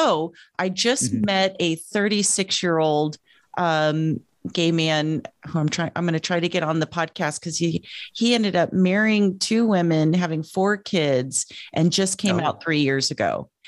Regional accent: Yucca Valley, California, United States; also born or lived in New Mexico / Texas / Utah / Illinois; I was born in New Mexico, lived in California, moved to Texas, went back to California, went back to Texas, went back to California, went to Utah, went to Belleville, Illinois, went to, and then from 12 to 18, I lived in Yucca Valley, Joshua Tree, California.

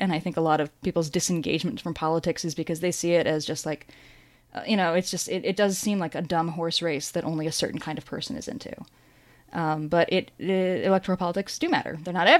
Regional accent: Midwest, United States; I'm from the Heartland.

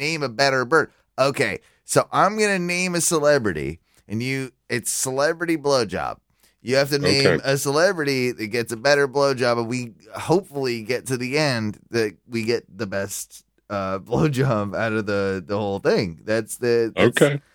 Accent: United States; also born or lived in United Kingdom; a Brit, but raised in America, so more or less an American

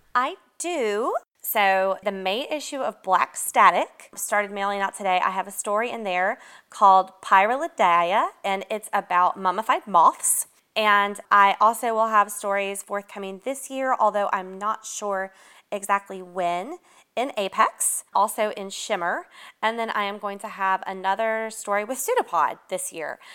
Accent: Atlanta, Georgia, United States; I grew up here. So even though I'm from Atlanta

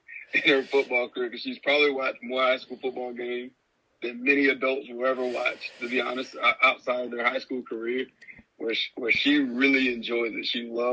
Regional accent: Brewton, Alabama, United States; now in Trussville, United States; And I grew up in Bruton, Alabama.

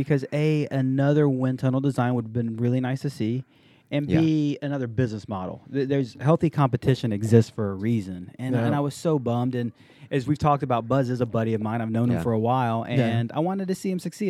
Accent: Pearland, Texas, United States; I'm from Pearland. That's where we live.

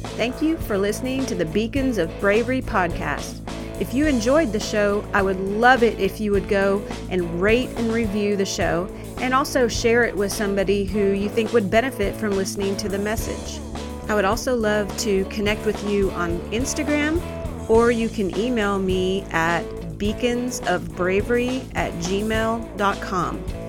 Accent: Lebanon, Oregon, United States; My hometown was Lebanon, Oregon

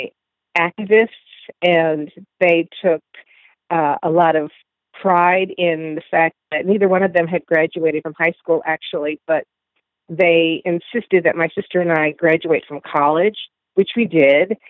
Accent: Phoenix, Illinois, United States; moved away; also born or lived in Chicago; I grew up in the suburbs of Phoenix, Illinois

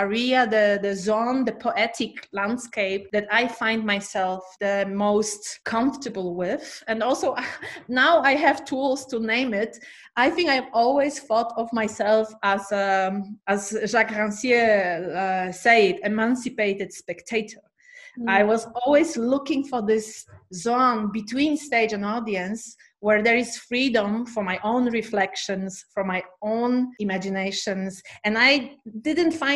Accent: Poznań, Greater Poland, Poland; also born or lived in Krakow; Poznań, my hometown

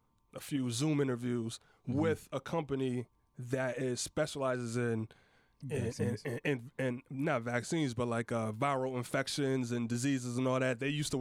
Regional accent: Connecticut, United States; I'm from Connecticut. I go back home

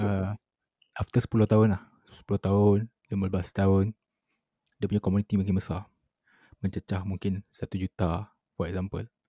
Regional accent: Malaysia; sebagai rakyat Malaysia

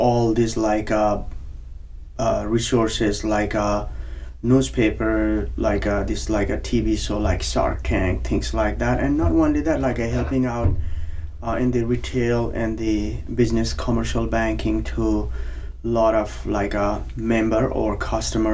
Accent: Nepal; moved away as an adult; also born or lived in Boston area; now in United States; as you can see with my or hear from my accent, I'm originally from Nepal. I came to U.S. In my early 20s

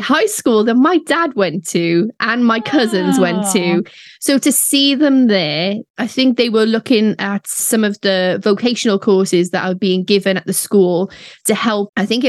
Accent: Cardiff, Wales, United Kingdom; born or raised there

